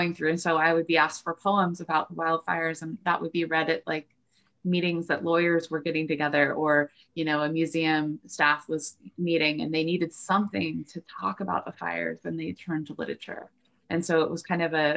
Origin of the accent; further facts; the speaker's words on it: Northern California, United States; I grew up in Northern California going to Jack London State Historic Park